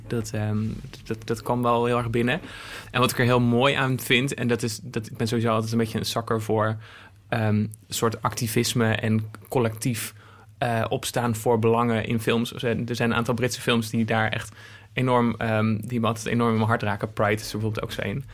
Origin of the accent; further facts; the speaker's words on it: Apeldoorn, Gelderland, Netherlands; moved away as an adult; also born or lived in Zwolle; ik ben in Apeldoorn opgegroeid en ik ging in Zwolle studeren